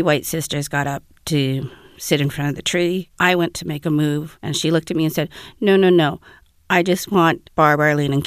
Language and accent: English; Winnipeg, Manitoba, Canada; I'm from Winnipeg